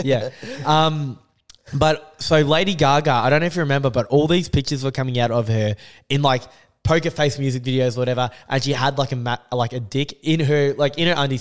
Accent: Australia; I'm half Australian

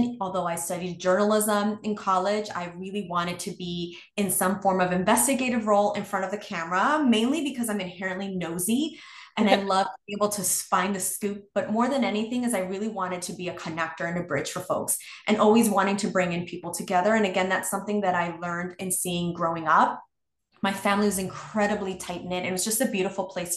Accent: New York City, New York, United States; growing up in New York City is incredibly expensive.

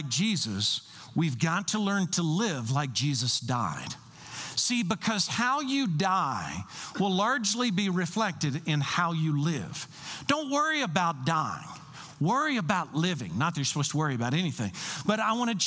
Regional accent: Kentucky, United States; I'm from Kentucky

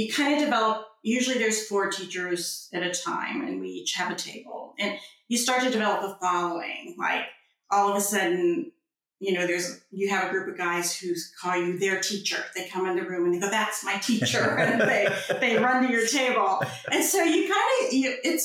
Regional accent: United States; now in United Kingdom; I'm American

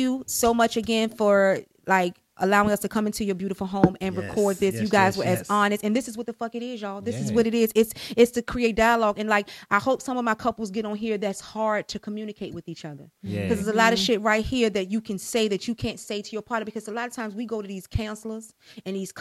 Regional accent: Highland Park, United States; I grew up in Highland Park

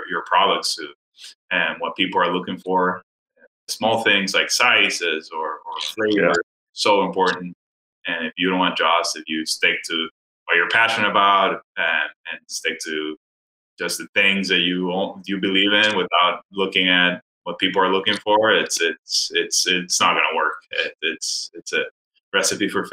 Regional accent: Dominican Republic; moved away as an adult; also born or lived in Miami, United States; now in United States; I'm originally from the Dominican Republic and grew up there, and then moved to the U.S. to go to college in Miami

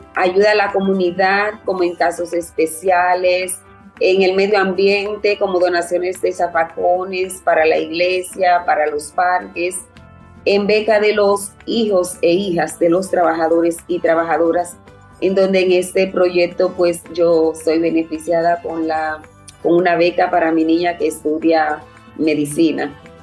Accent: Dominican Republic; soy de República Dominicana y trabajo en la plantación Quelisa II

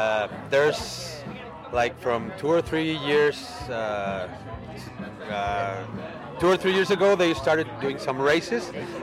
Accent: San Luis Potosí, Mexico; Mexico, San Luis Potosí.

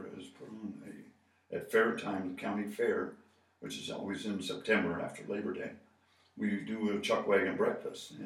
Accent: Boulder, Colorado, United States; moved away; I grew up in Boulder

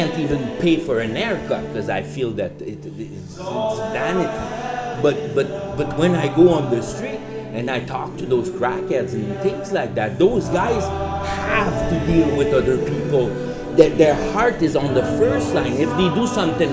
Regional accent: Quebec, Canada; moved away as an adult; also born or lived in Fort McMurray; now in Vancouver, Canada; I'm from Quebec. I've been here since 2002

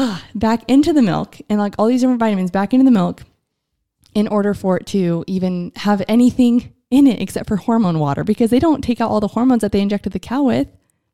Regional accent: United States; as an American

